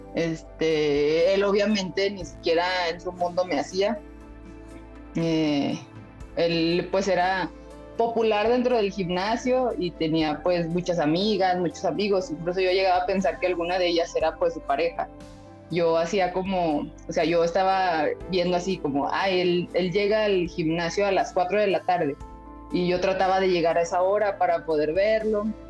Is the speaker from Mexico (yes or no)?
yes; Zacatecas, Mexico; Tenemos ocho años juntos y, y somos de Zacatecas